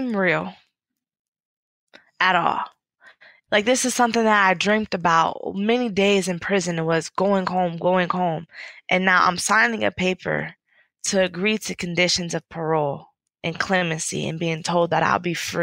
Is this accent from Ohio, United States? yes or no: yes; Akron, Ohio, United States; my hometown, Akron